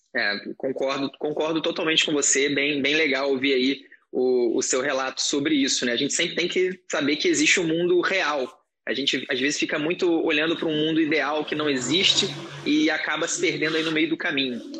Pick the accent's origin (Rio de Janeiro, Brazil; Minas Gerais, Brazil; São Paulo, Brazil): Rio de Janeiro, Brazil; eu sou, sou do Rio, estudava na, na Universidade Federal do Estado do Rio de Janeiro